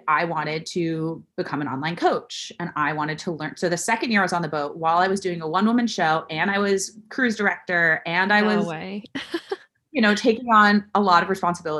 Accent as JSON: {"language": "English", "region": "Florida", "country": "United States", "said": "South Florida."}